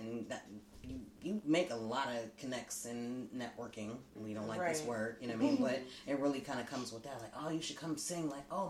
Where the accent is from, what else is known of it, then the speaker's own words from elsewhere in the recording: Pittsburgh, Pennsylvania, United States; Northside. Actually, I was born in Manchester. But I'm not of Manchester because, like, we kind of moved. I probably was, what, 3-4 years old in Brighton Heights. Like, just on the north side.